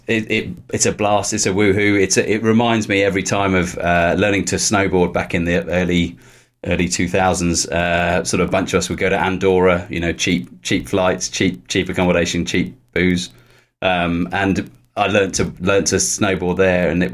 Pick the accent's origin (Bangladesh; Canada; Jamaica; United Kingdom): United Kingdom; Upton, South West England; also born or lived in Poole; I grew up in Upton, which is sort of 9-10 miles down the road